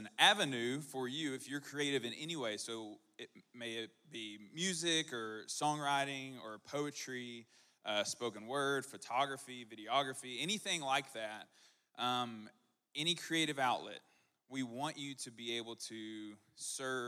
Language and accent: English; Texarkana, Arkansas, United States; I'm from Texarkana